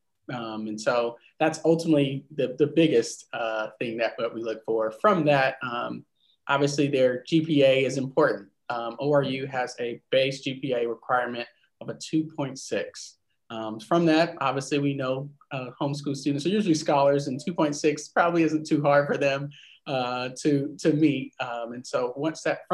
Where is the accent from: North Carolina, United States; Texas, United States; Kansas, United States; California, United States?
North Carolina, United States; Originally from North Carolina